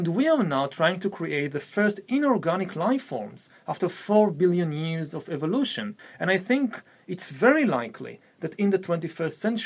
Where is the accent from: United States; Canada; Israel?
Israel; I come from the Middle East, I come from Israel